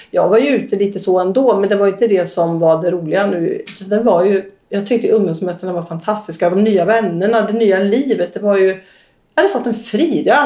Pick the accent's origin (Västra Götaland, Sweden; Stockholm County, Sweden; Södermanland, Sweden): Västra Götaland, Sweden; accent: västgötska; Jag kommer från Västergötland.